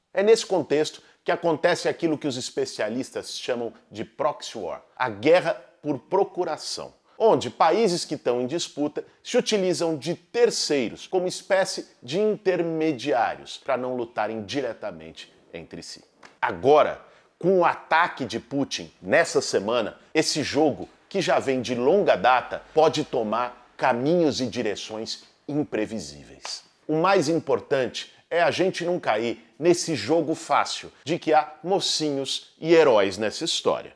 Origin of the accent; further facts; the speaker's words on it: Brazil; como brasileiros